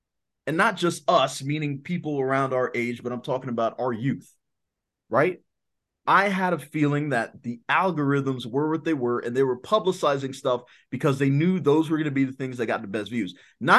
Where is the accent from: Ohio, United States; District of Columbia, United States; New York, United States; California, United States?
District of Columbia, United States; Washington; yeah, I was born and raised in Southeast DC, there is a stigma to that.